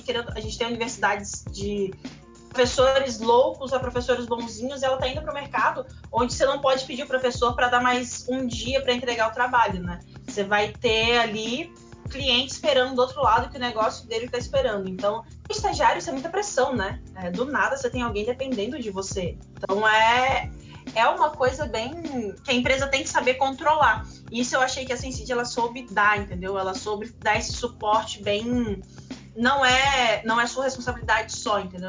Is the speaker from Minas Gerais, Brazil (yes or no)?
no; interior of Espírito Santo, Brazil; also born or lived in Campinas, São Paulo; eu sou do interior do Espírito Santo